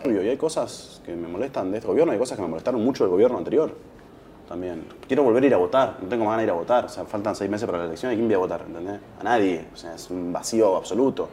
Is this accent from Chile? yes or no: no; Argentina; somos argentinos